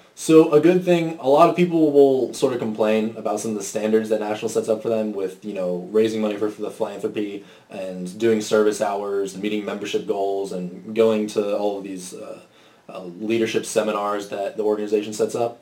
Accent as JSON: {"language": "English", "area": "Orange County", "region": "California", "country": "United States", "moved": "as an adult", "lives_now": "Austin, United States", "said": "I'm from Orange County, California"}